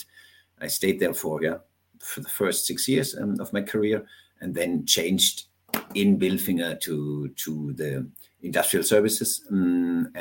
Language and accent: English; Hohenlohe, Baden-Württemberg, Germany; I'm from southern Germany. I grew up in the countryside, 1 hour north of Stuttgart, which is called Hohenlohe.